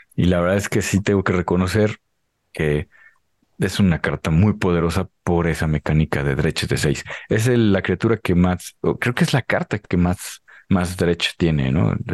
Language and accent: Spanish; Mexico; somos mexicanos